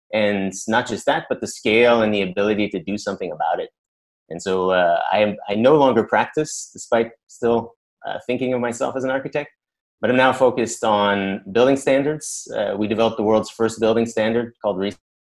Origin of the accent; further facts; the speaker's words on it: Canada; moved away as an adult; now in Shanghai, China; I'm originally Canadian. I am still a Canadian